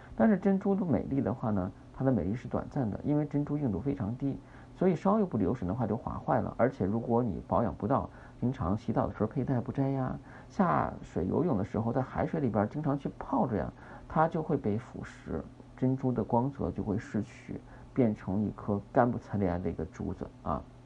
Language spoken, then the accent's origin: Chinese; China; 我们中国人是喜欢红的